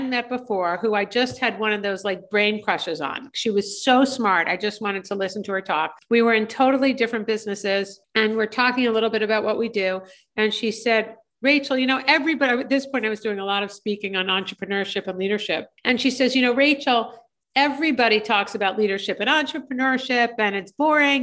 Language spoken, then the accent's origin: English; a suburb of New York City in New Jersey, United States; also born or lived in Michigan; I was raised in a suburb of New York City in New Jersey